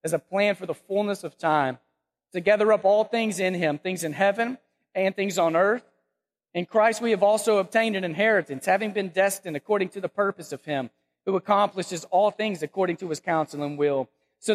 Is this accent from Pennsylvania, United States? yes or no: no; Texas, United States; moved away as an adult; now in Memphis, United States; we were born and raised in Texas. We love Texas. I love the Dallas-Fort Worth area